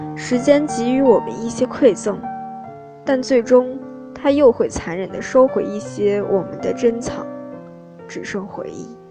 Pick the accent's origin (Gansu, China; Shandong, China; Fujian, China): Gansu, China; Jinchang; moved away as an adult; now in Nanjing, China; 来自甘肃金昌。我在南京大学